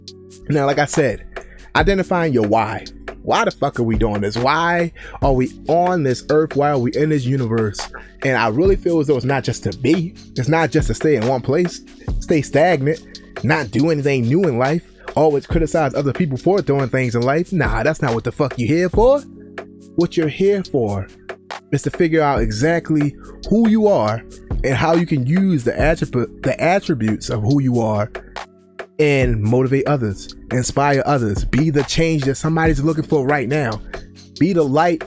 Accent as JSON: {"language": "English", "town": "Baltimore", "region": "Maryland", "country": "United States", "tie": "born or raised there", "moved": "yes", "said": "growing up in Baltimore"}